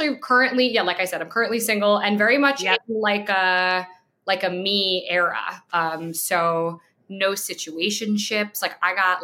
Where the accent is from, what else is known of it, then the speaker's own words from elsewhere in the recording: New York, United States; I'm from New York.